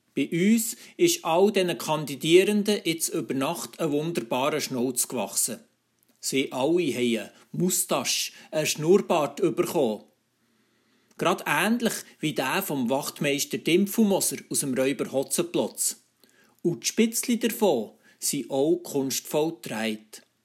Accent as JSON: {"language": "German", "country": "Switzerland", "said": "bei uns in der Schweiz"}